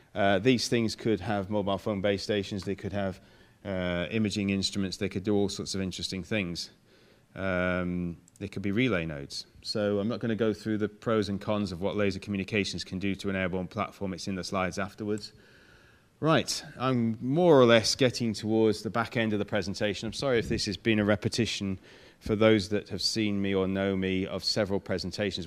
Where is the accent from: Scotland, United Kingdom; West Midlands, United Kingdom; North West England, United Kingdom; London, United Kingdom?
North West England, United Kingdom; Manchester; moved away; But I come from Manchester